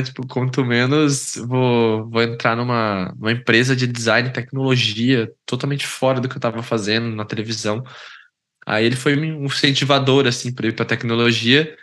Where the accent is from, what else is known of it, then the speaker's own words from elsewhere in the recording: Londrina, Paraná, Brazil; also born or lived in São Paulo; eu sou natural de São Paulo, capital, mas eu fui criado em Londrina, no Paraná, que é onde eu, onde eu, onde eu moro atualmente